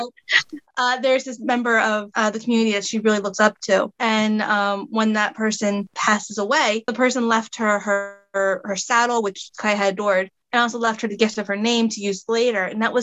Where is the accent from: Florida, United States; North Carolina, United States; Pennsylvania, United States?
Pennsylvania, United States; outside of Philadelphia; as a young girl growing up outside of Philadelphia in the 90s and the early 2000s